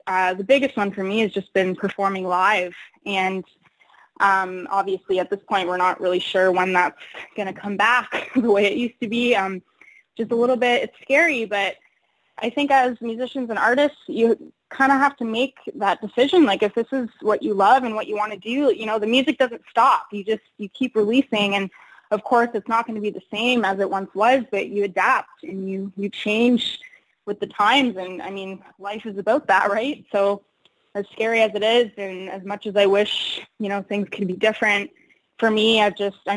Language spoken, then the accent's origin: English; Windsor, Ontario, Canada; coming from Windsor and, you know, growing up there, and that's where I started in music